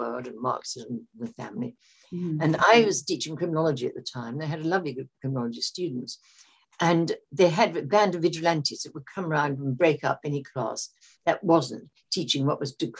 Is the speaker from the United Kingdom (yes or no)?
yes; London, United Kingdom; I was born and brought up in London